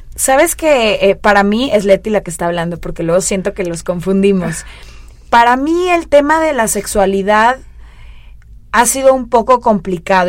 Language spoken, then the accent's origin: Spanish; Mexico; como mexicana